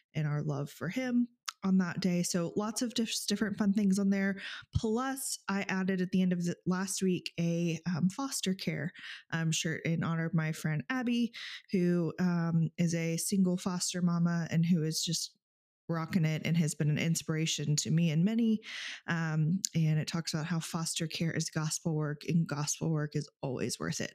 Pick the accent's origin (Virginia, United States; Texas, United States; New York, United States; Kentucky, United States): Texas, United States; now in Alaska, United States; growing up in Texas, even here in Alaska